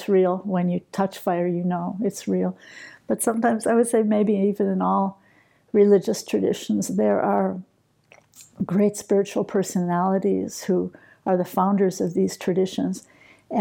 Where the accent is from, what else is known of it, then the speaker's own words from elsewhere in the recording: New York, United States; I'm partly from New York